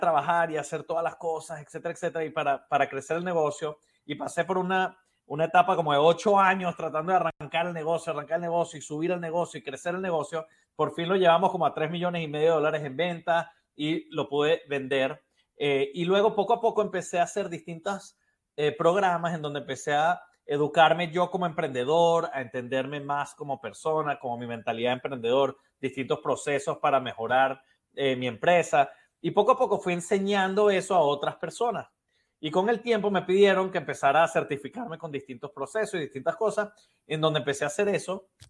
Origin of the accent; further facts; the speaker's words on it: Venezuela; moved away as an adult; now in Miami, United States; soy originalmente de Venezuela también